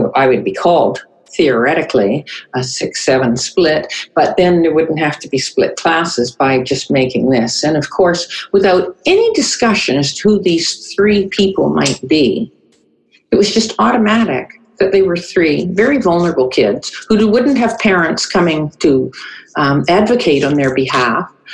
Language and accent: English; North Vancouver, British Columbia, Canada; also born or lived in Winnipeg, Canada; I was born in Winnipeg. Um, we came to Vancouver in 19 North Vancouver actually in 1951. So I grew up on the North Shore